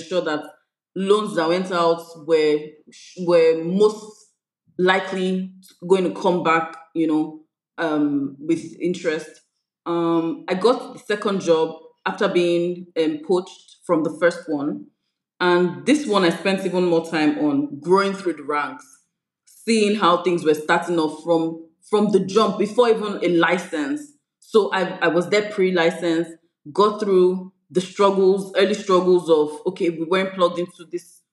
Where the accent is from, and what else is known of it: Nigeria